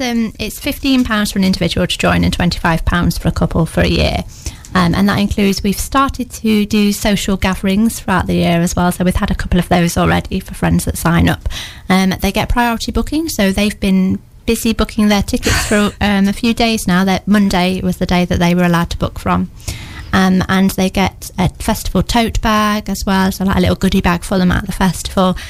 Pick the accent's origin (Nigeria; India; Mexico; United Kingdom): United Kingdom; Newark, East Midlands; now in Lincoln, United Kingdom; I'm um, based over at Lincoln at the moment, but I'm from Newark, and this is where all my family are as well